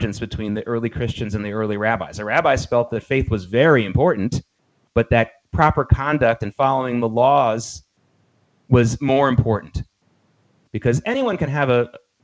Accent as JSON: {"language": "English", "region": "the South", "country": "United States", "tie": "born or raised there", "said": "growing up in the South as a kid"}